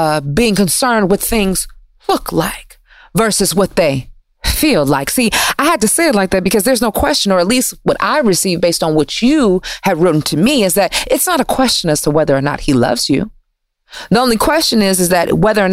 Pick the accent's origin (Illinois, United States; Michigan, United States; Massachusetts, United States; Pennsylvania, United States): Michigan, United States; Detroit; I'm from Detroit, and you know, the automotive industry is booming there